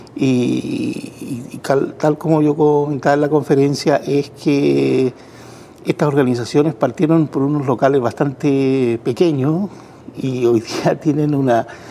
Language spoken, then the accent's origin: Spanish; Chile; yo soy chileno